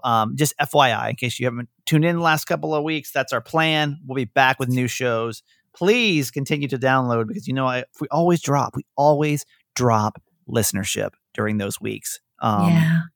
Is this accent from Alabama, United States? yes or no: no; Georgia, United States; I'm from Georgia. Georgia